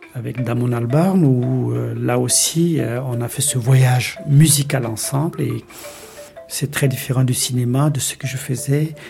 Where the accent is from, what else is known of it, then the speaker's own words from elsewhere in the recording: Mali; moved away; also born or lived in Mauritania; j'ai grandi au Mali